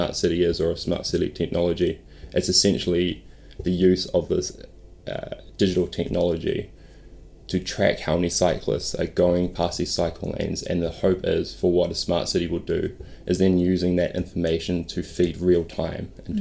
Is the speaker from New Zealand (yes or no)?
yes; Auckland, New Zealand; I grew up in West Auckland, Henderson.